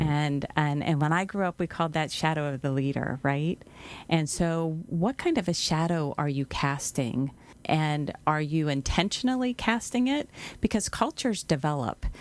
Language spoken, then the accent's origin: English; Pittsburgh, Pennsylvania, United States; moved away; I'm from Pittsburgh, so I pronounce it a little dif, a bit different than the rest of the world